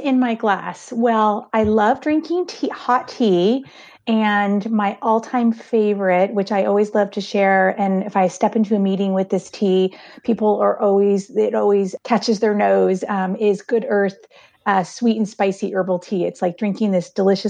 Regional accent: Southern California, United States; moved away as an adult; also born or lived in San Francisco Bay Area, California; now in Richmond, United States; I grew up in Southern California and then moved to San Francisco to attend graduate school

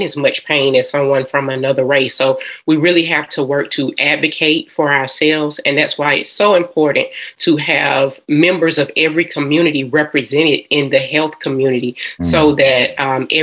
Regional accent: Atlanta, Georgia, United States; I am a Georgia peach. I am from Atlanta, Georgia.

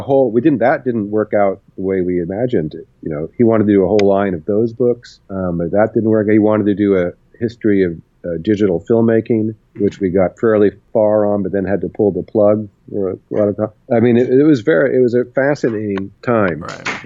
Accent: Berkeley, California, United States; I grew up in Berkeley

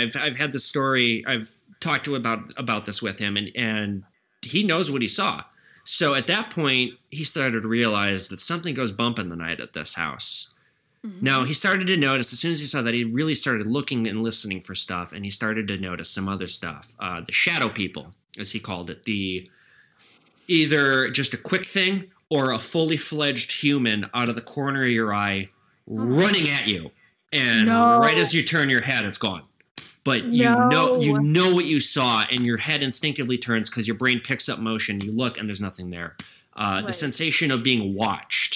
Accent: Edina, Minnesota, United States; I'm from Edina, Minnesota

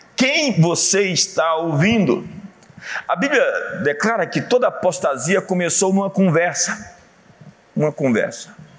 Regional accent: Brazil; Somos todos filhos do Brasil, somos brasileiros

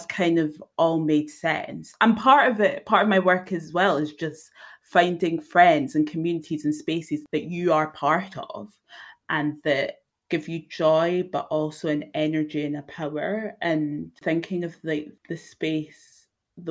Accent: Edinburgh, Scotland, United Kingdom; born and raised in Edinburgh in Scotland

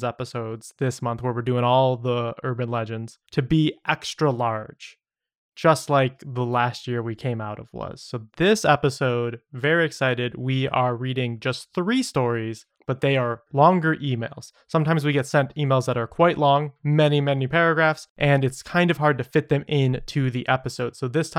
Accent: Atlanta, Georgia, United States; spooky stories that I have had happen to me in my hometown of Atlanta.

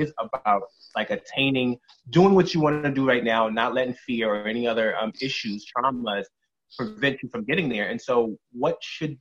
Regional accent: Connecticut, United States; I'm not from Jersey. I'm from Connecticut

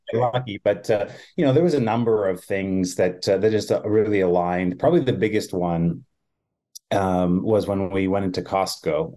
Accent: Manitoba, Canada; I'm a Canadian, uh, I grew up in Manitoba

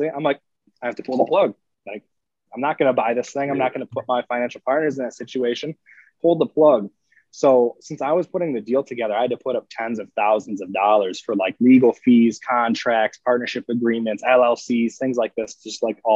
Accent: Northern Michigan, United States; also born or lived in Park City, Utah; moved up to Northern Michigan when I was six. So I've lived in this small town of 2,000 people essentially my whole life

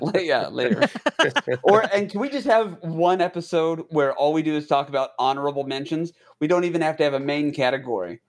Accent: United States

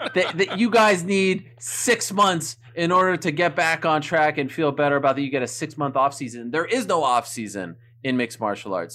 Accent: Montreal, Quebec, Canada; first language French; English is a second language; moved away as an adult; I'm from Montreal, Quebec, Canada. I was born there, July eighth, nineteen eighty-two.

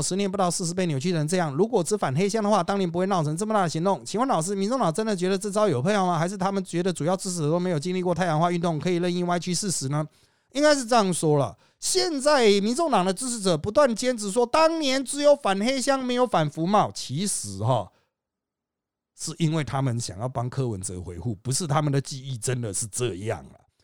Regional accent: Taiwan; 我们是台湾人

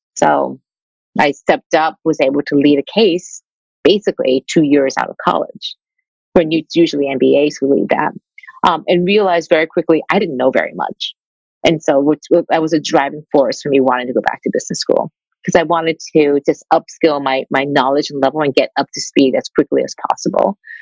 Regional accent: Detroit, Michigan, United States; I grew up Asian in Detroit

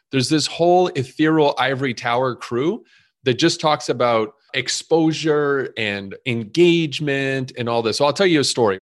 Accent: Montreal, Quebec, Canada; moved away as an adult; now in Chicago, United States; You might hear a little bit of an accent 'cause I was originally born and raised in Montreal, and I came to Chicago at twenty-one years old

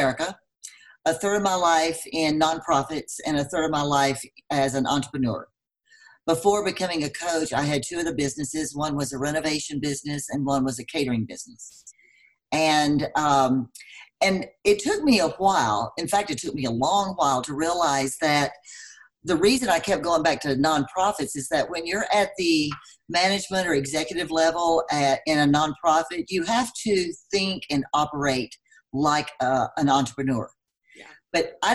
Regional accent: Texas, United States; moved away as an adult; now in Denver, United States; I'm from Texas, as you probably can tell by my accent. I've lived here for 15 years

